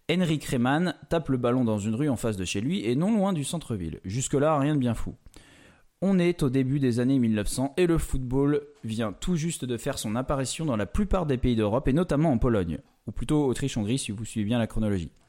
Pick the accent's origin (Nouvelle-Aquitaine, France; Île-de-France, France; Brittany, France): Nouvelle-Aquitaine, France; Oléron; Moi, je viens de l'île de Léron, On a quand même le nord et le sud pour une île qui fait une trentaine de kilomètres de, long, même pas quoi.